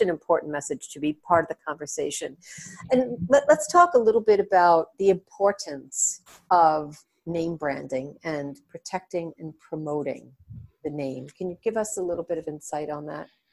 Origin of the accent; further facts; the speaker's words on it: New York, United States; I'm from New York.